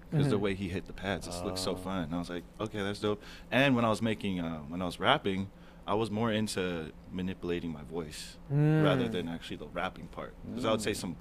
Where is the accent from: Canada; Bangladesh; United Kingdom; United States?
United States; San Diego, California; I grew up in Mira Mesa